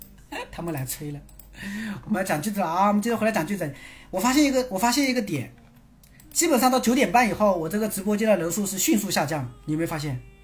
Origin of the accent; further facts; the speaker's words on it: China; 毕竟我是中国人